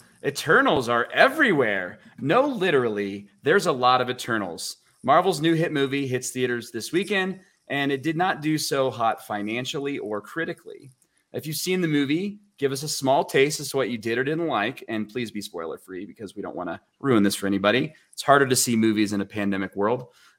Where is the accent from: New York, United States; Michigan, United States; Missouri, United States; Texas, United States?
Texas, United States; I'm from Texas.